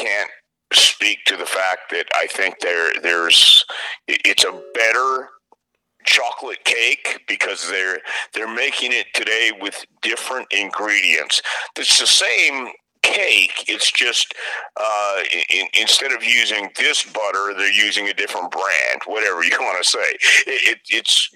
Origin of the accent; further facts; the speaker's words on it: Houston, Texas, United States; I grew up in the Sam Houston Coliseum from the time I was 10 years old